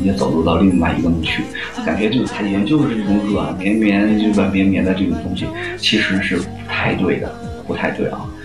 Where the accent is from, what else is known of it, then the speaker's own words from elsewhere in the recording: Yongnian, Hebei, China; 我家乡呢是河北省永年县，就在邯郸旁边的，啊，一个县城